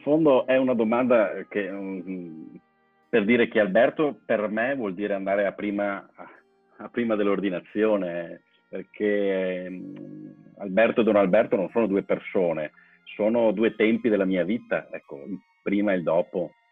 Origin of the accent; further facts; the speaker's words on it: Musile di Piave, Veneto, Italy; moved away as an adult; ricordo e un legame fortissimo con la mia parrocchia di origine, col mio paese eh, certo non, non, vivo più lì